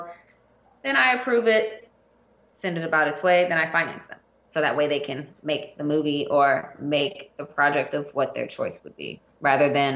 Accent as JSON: {"language": "English", "town": "New Orleans", "region": "Louisiana", "country": "United States", "said": "I'm originally from New Orleans"}